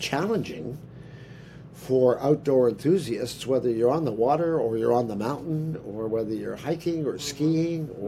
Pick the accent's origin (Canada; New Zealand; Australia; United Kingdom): Canada; Toronto, Ontario; now in British Columbia, Canada; because I come from Eastern Canada, from Toronto, so West Coast is not my roots